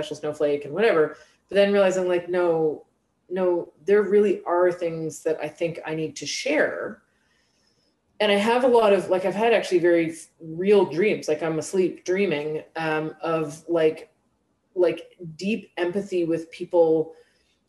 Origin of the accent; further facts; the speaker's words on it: Canada; accent: Canadian; I'm speaking English with a Canadian accent